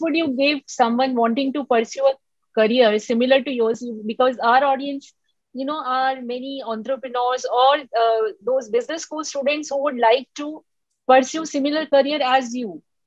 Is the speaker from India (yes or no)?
yes; India; I am from India